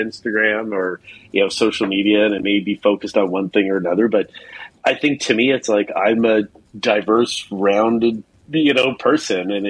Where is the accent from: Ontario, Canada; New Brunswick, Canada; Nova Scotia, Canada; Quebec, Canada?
New Brunswick, Canada; Eastern Canada, right above Maine; moved away as an adult; now in Orange County, United States; originally I'm from Canada, from Eastern Canada, far out east, right above the state of Maine. Grew up there, and now I actually live in Orange County in California.